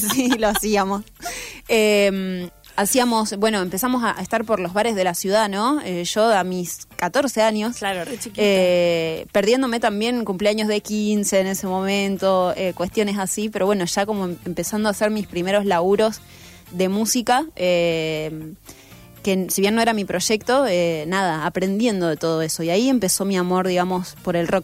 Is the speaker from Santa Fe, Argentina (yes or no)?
yes; Villa Gobernador Gálvez, Santa Fe, Argentina; pasé toda mi infancia en Villa Gobernador Galvez